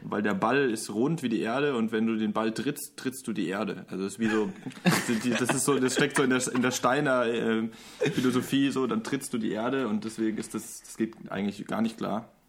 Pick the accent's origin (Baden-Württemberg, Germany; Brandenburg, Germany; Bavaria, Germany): Baden-Württemberg, Germany; Lörrach; also born or lived in Mannheim; bin dann recht früh nach Lorach gezogen. Das ist eigentlich, das liegt genau an der Grenze zu Basel und zu Frankreich. Im Dreiländereck